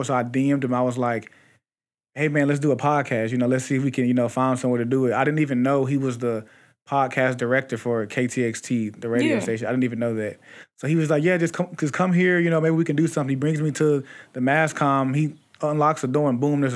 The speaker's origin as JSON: {"language": "English", "town": "Houston", "region": "Texas", "country": "United States", "also_born_or_lived": "Mississippi", "said": "I'm from Houston"}